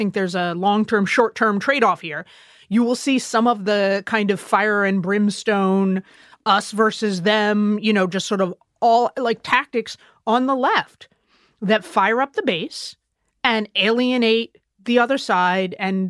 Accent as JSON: {"language": "English", "country": "United States", "said": "as an American"}